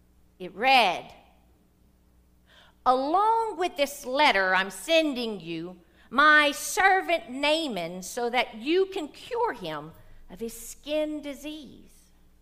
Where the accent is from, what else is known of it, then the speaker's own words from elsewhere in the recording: the South, United States; because I'm from the South